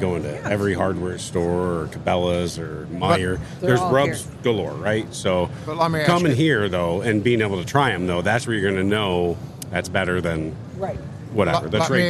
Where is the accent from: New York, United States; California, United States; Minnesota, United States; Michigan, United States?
Michigan, United States; we're from Michigan